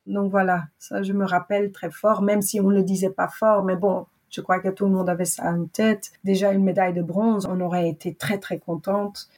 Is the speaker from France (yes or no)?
no; Belgium; je suis une vraie Belge